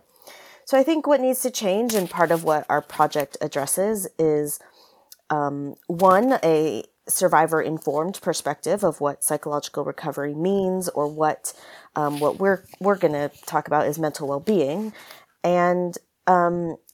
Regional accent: California, United States; now in United Kingdom; I'm originally from California, but now based in the UK

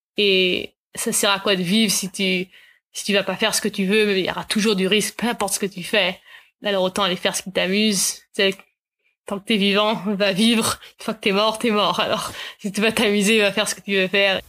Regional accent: Nelson, British Columbia, Canada; also born or lived in Vancouver; J'ai grandi à Nelson, mais je suis repartie à Vancouver pour le patin originalement

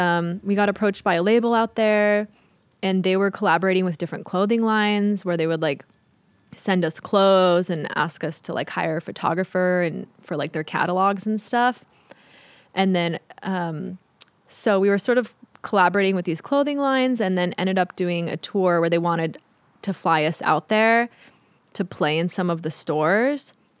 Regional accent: Riverside, California, United States; because we came from Riverside. So, you know, we would come to LA sometimes, but we didn't really know anyone out here.

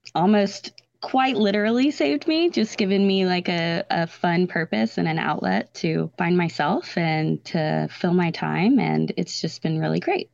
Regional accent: Texas Hill Country, United States; I grew up in Texas, um, in the hill country

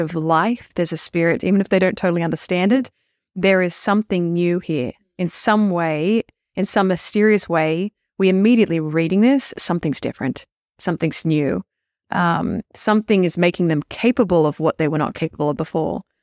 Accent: Australia; moved away; I grew up in Australia

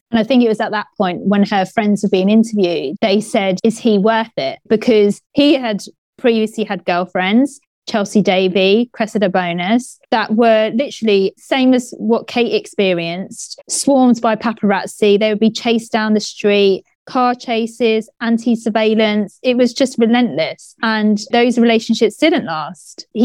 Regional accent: United Kingdom; Well, let's put it this way we can only talk about ourselves as British people.

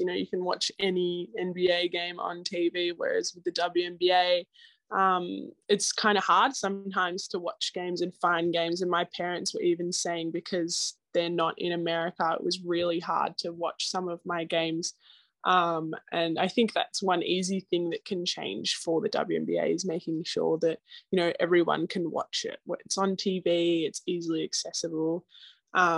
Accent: Australia; moved away as an adult; now in United States

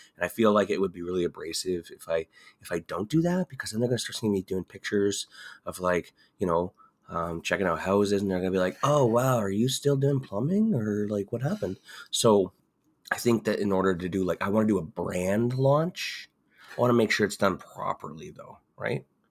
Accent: Ontario, Canada; moved away as an adult; also born or lived in Alberta; I grew up in Ontario. I grew up just an hour down the road

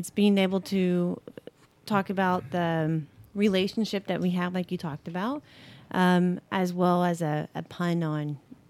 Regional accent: South Texas, United States; I live here in Pearland, and I lived in South Texas my whole entire life.

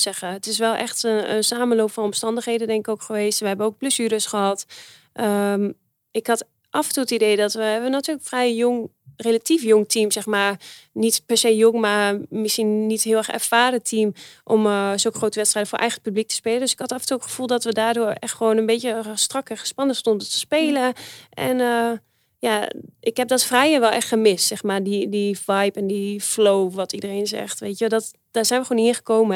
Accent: Netherlands; wij eh, als Nederlanders

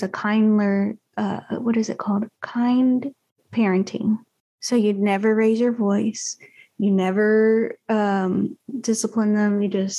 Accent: Texas, United States; I'm from Texas. We had pecans in the backyard

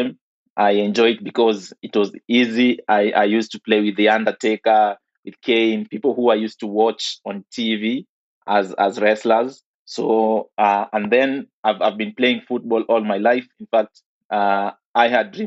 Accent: Nairobi, Kenya; I grew up in Kibra, or properly known as Kibera, here in Nairobi.

